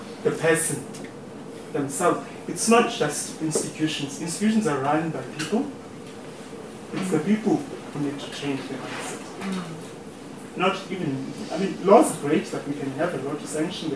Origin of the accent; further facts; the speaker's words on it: South Africa; now in Ireland; I come from South Africa.